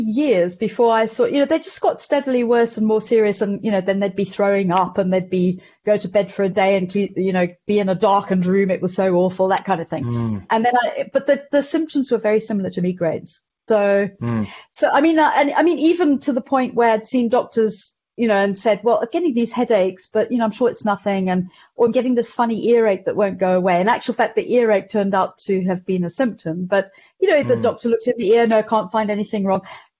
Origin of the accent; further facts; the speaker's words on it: Zimbabwe; and I mean, I was here through the whole war, and you know, it's completely bizarre growing up through a war